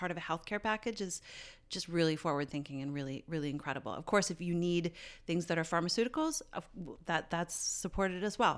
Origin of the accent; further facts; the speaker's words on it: Canada; I'm Canadian